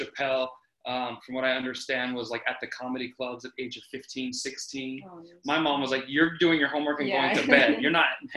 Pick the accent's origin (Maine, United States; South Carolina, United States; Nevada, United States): Nevada, United States; Reno; I'm from Reno, Nevada.